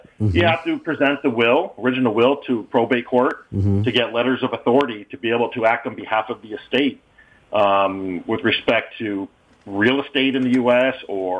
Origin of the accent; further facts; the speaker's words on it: Windsor, Ontario, Canada; moved away as an adult; also born or lived in Massachusetts / California / Michigan / Florida; I'm a Canadian. You know, I was born and raised in Windsor, Ontario.